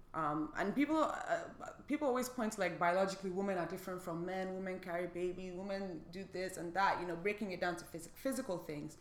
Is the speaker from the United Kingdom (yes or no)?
no; Lagos, Nigeria; moved away; we grew up in Lagos and like everybody around us was black